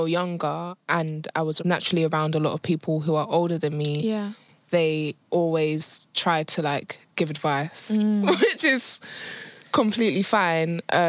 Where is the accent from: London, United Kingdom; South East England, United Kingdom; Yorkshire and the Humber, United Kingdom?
London, United Kingdom; I'm a Londoner through and through.